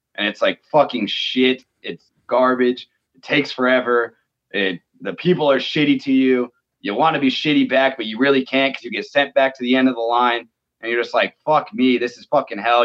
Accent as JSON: {"language": "English", "town": "Phoenix", "region": "Arizona", "country": "United States", "said": "I'm from Phoenix, Arizona"}